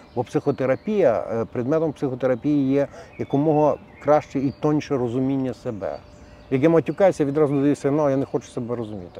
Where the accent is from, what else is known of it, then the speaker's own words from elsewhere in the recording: Galicia, Ukraine; як в нас на Галичині говорять